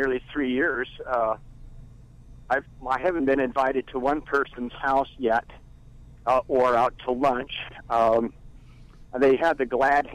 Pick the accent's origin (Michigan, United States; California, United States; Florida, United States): California, United States; Bay Area; I grew up in the Bay Area, grew up in a real large church